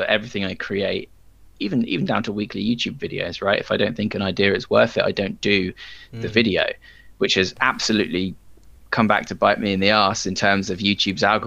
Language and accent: English; England, United Kingdom; I'm English